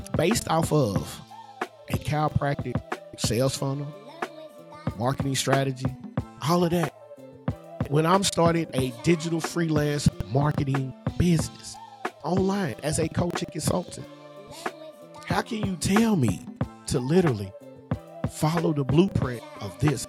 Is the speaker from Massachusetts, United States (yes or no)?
no; Louisville, Kentucky, United States; in my neighborhood, where I grew up at, in the surrounding area, you know, there's a part of there's a part of the city that I live in. I'm from Louisville